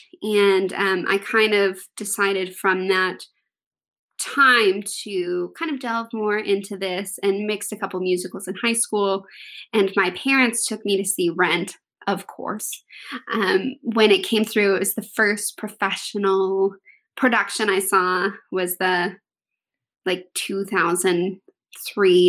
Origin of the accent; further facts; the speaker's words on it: Texas, United States; I am from Texas